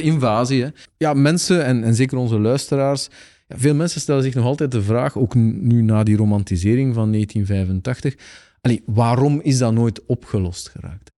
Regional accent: Aalst, Flanders, Belgium; als Aalstenaar

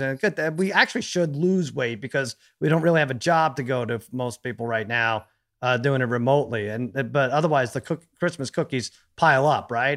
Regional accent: New York, United States; moved away; I grew up in New York.

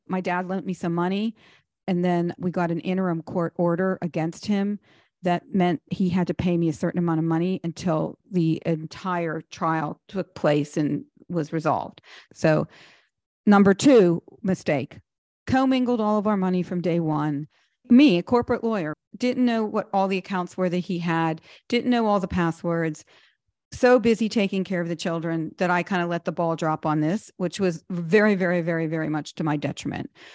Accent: Pittsburgh, Pennsylvania, United States; moved away as an adult; also born or lived in New York / Washington, D.C.; I come from Pittsburgh, not a lot of money

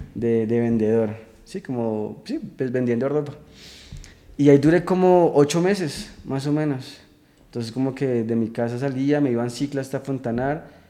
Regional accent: Chía, Cundinamarca, Colombia; yo soy de, de Chía, que queda al norte de Bogotá. Eh, pues, ahí nací, crecí, estudié de todo.

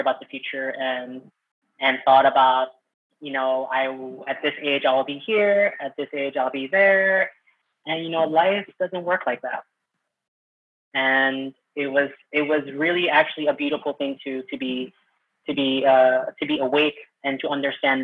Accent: Manila, Metro Manila, Philippines; So I was born in the Philippines and from Manila

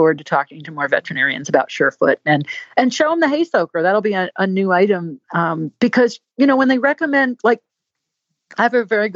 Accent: Connecticut, United States; moved away; I'm from Connecticut. I'm a New Englander.

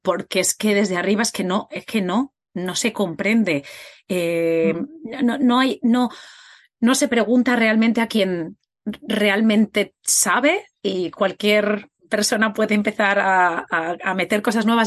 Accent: Spain; tanto Katia como yo somos de España

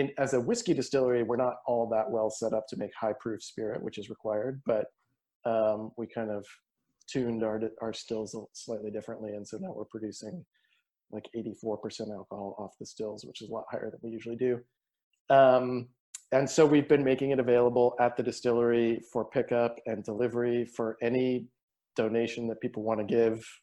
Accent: Eastern Kentucky, United States; moved away; I grew up in Kentucky, and I grew up in Eastern Kentucky

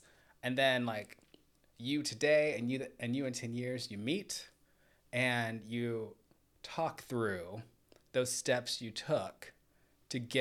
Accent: Atlanta, Georgia, United States; I grew up in Atlanta

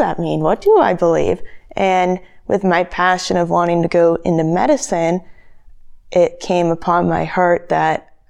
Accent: Mission Hill, South Dakota, United States; I grew up just outside of Mission Hill, South Dakota, which is outside of Yankton, about 5 minutes

